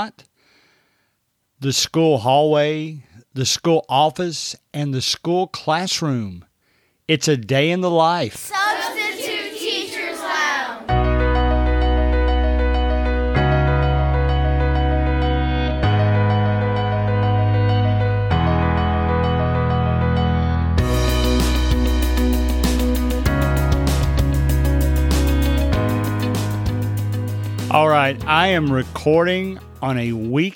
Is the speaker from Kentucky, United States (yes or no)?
yes; Kentucky, United States; I'm from Kentucky.